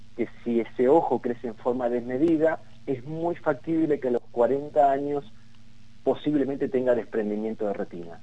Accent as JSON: {"language": "Spanish", "country": "Argentina"}